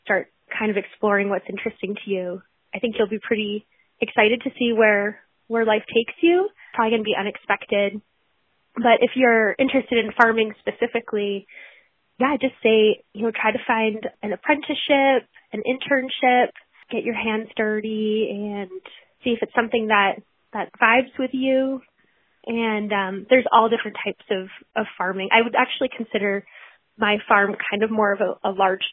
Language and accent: English; New Hampshire, United States; also born or lived in Alaska; And then found my way back to New England. That's where I grew up. I grew up in New Hampshire.